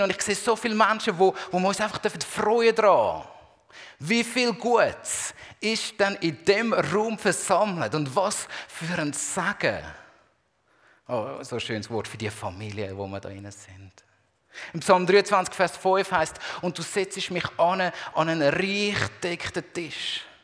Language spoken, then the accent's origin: German; Zurich, Switzerland; now in Basel, Switzerland; ich bin ja in der Zwischenzeit schon mehr Basler als, ähm, als Zürcher.